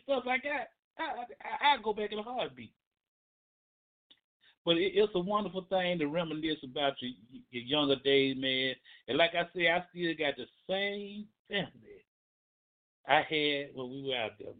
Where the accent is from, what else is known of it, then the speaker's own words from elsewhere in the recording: Birmingham, Alabama, United States; I grew up in Kingston, Alabama